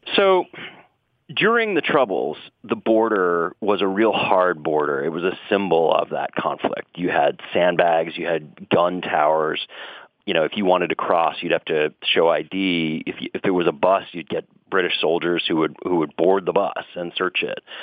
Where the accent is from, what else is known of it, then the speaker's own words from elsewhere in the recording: Boston, Massachusetts, United States; When I was growing up in Dorchester and Boston